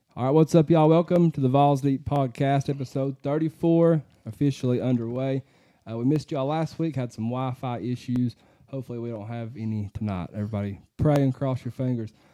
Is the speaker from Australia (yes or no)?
no; Fairview, Tennessee, United States; local people, Chads from my hometown